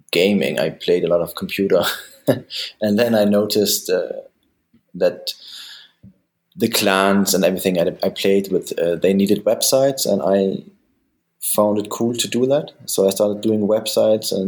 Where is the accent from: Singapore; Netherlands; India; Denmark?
Denmark; also born or lived in Germany / San Francisco; now in Cologne, Germany; I'm half German, half Danish, born in Germany. And then when I was 8, my parents decided to move to Denmark, where I actually stayed the most of my time.